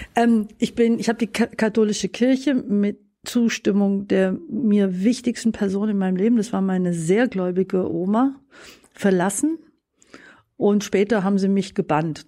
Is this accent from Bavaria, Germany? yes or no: yes; Babenhausen, Bavaria, Germany; also born or lived in Ulm; Bin in Ulm geboren, also komme aus einer Württemberger Familie, eigentlich alles Württemberger, bin aber dann im Alter von drei Monaten nach Bayern verschleppt worden